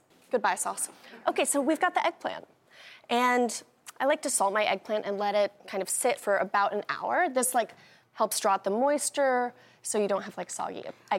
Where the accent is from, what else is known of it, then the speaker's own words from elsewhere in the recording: the Catskills, New York, United States; growing up in the Catskills and kind of in this kind of culture of reusing everything